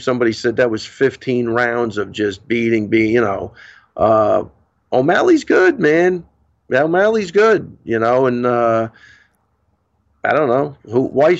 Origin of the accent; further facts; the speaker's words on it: Missouri, United States; You know, I'm from Missouri. You got to show me.